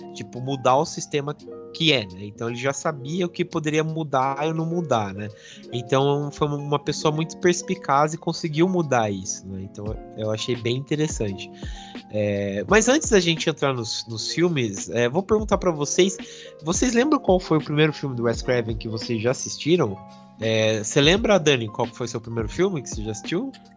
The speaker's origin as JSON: {"language": "Portuguese", "country": "Brazil", "said": "sendo brasileiro"}